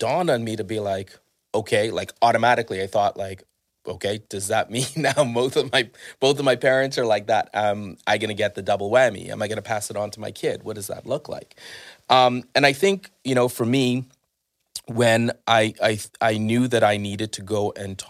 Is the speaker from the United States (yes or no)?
no; Bahamas; growing up in the Bahamas, was there was always this saying that if you had a nervous breakdown